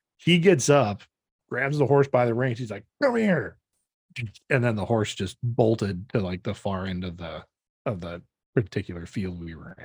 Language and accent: English; Janesville, Wisconsin, United States; moved away; growing up, um, we'd drive around Janesville with my dad